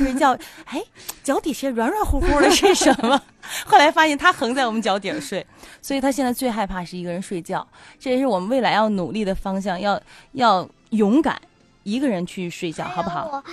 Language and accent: Chinese; Tianjin, China; 咱们天津人特别好，就特别热情。